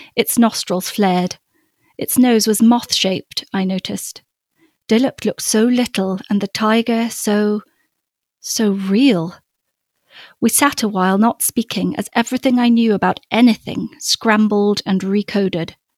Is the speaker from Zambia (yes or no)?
yes; Copperbelt Province, Zambia; we had a grove of um, avocado and mango trees in our garden growing up um, oh. in in Zambia in the copper belt. I was born up in the African bush in a little village. Um, but we moved when I was five